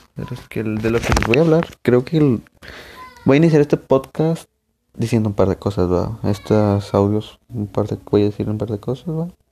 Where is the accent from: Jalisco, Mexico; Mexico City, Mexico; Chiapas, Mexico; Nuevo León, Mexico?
Nuevo León, Mexico; Monterrey; soy de Monterrey, acá de, de, México